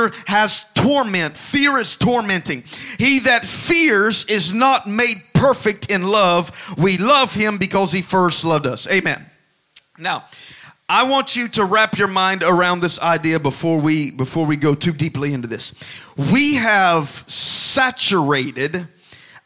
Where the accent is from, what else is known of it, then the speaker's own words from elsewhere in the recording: Alabama, United States; I grew up in Alabama